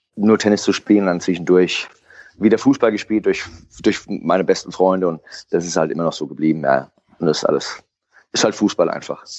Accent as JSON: {"language": "German", "town": "Frankfurt", "region": "Hesse", "country": "Germany", "tie": "born or raised there", "said": "Ich bin am Stadion aufgewachsen mit meinem Opa noch mit der alten Herren, die immer trainiert haben"}